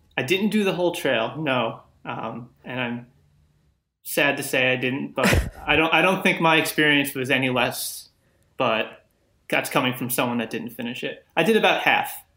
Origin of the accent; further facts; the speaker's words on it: Long Island, New York, United States; I grew up on Long Island